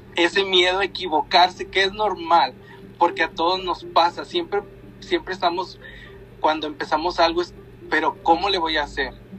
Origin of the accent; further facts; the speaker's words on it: Linares, Nuevo León, Mexico; Gaby y yo somos de Linares